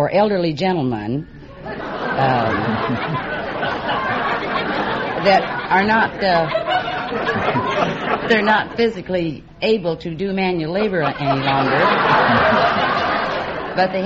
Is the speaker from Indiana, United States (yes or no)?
no; Tazewell County, Illinois, United States; Was born in Tazewell County, state of Illinois, near Peoria, Illinois.